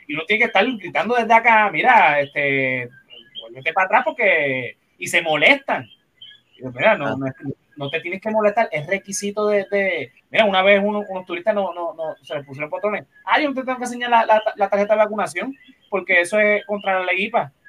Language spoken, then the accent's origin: Spanish; Puerto Rico; nosotros como puertorriqueños, seamos cristianos o no, celebramos Navidad